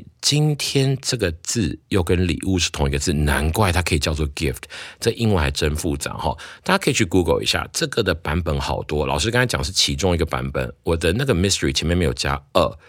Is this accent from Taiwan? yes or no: yes; Taiwan; 我们台湾人讲把握当下就四个字了哈